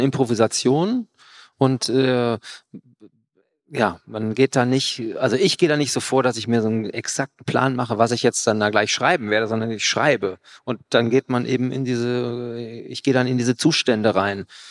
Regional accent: Cologne, North Rhine-Westphalia, Germany; aus Köln, wo ich herkomme

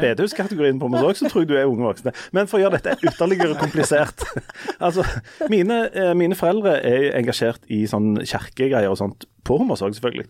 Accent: Hommersåk, Rogaland, Norway; på bedehuset på Hommersåk, der jeg vokste opp

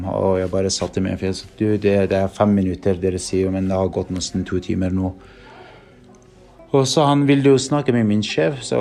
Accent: Norway; Og spurte han Hakani med hvor jeg er fra. Da sa jeg jeg er fra Norge.

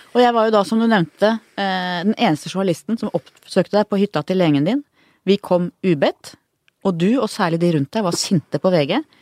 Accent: Oslo, Norway; bodde på Manglerud faktisk, der jeg vokste opp

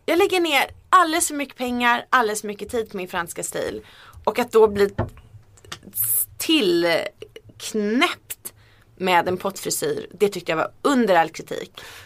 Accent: Sweden; accent: rikssvenska (Standard Swedish); min rikssvenska dialekt

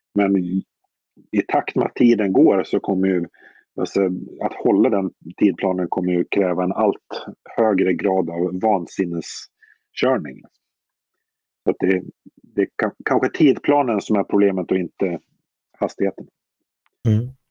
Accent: Visby, Gotland, Sweden; jag växte upp i Visby

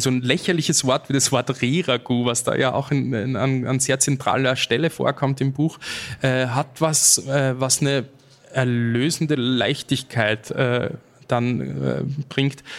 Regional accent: Austria; als Österreicher

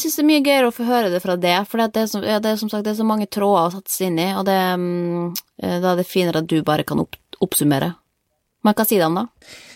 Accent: Norway; moved away; jeg har masse venner hjemme i Norge

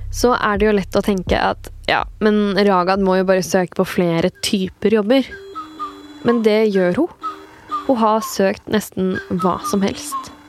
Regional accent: Kragerø, Vestfold og Telemark, Norway; accent: Kragerø dialect; jeg har dialekt fra hjembyen min Kragerø, som ligger helt sør i Telemark

